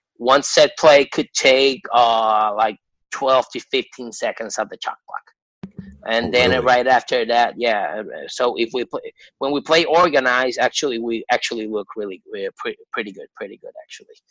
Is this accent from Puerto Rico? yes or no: yes; Puerto Rico; I'm from Puerto Rico.